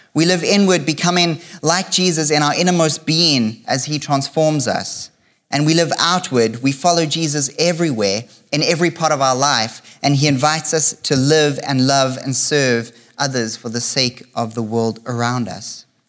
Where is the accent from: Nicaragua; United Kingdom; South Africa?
South Africa; now in Canada; for most of my life, I've lived in South Africa